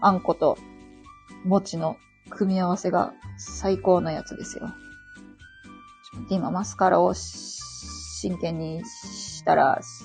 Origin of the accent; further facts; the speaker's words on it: Osaka, Japan; 大阪は私の地元なんですけど